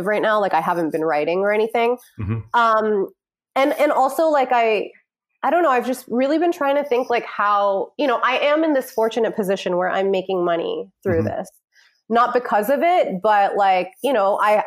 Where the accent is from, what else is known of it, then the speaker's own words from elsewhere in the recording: New York City, New York, United States; I grew up in New York City